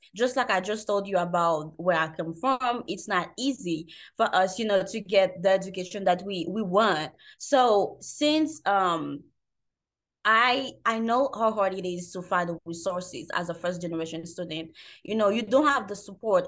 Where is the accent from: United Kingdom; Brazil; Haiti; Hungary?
Haiti; I'm from Haiti